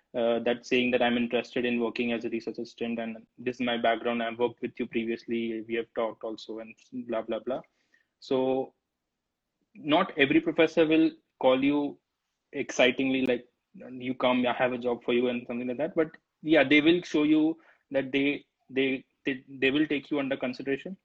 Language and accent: English; Ahmedabad, Gujarat, India; moved away as an adult; now in United States; I'm from Gujarat, man. I'm from Ahmedabad, Gujarat